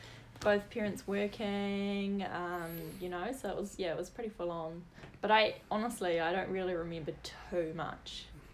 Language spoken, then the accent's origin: English; New Plymouth, Taranaki, New Zealand; also born or lived in Opunake, New Zealand / United States; New Plymouth here. The first 3 years of my life, I lived on a cool little farm in Opunaki.